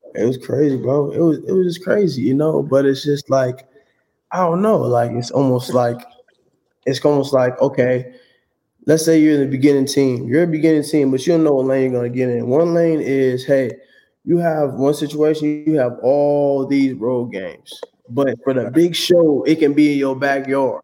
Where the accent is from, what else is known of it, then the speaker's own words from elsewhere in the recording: San Diego, California, United States; also born or lived in Oakland / Fairfield; I was born in Oakland, but then my childhood I lived over in SoCal, you know, over in uh, San Diego